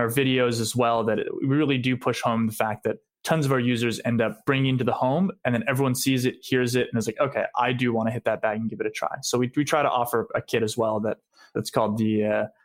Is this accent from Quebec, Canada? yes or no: yes; Montreal, Quebec, Canada; we grew up in Montreal